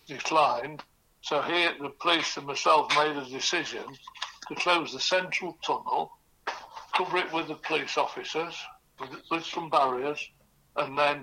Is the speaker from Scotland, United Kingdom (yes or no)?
no; Lincoln, East Midlands, United Kingdom; moved away; also born or lived in Sheffield; my hometown